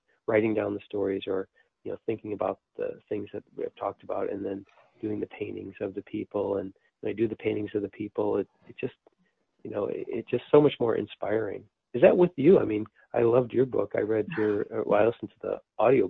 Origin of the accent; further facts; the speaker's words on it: United States; since we're from the United States